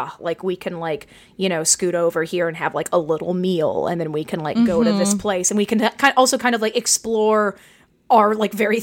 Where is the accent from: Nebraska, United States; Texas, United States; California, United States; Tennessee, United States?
Tennessee, United States; Nashville; I'm from Nashville